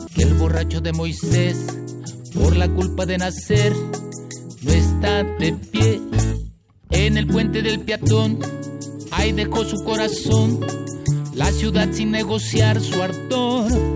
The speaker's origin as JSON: {"language": "Spanish", "town": "Jáltipan", "region": "Veracruz", "country": "Mexico", "tie": "born or raised there", "said": "Soy jaltipaneco, sí. Soy de la parte del Sotavento, de la parte del sur, del sur sureste de Veracruz pues, del lado del Golfo de Coaxacualcos, pero mi pueblo se llama Jaltipan"}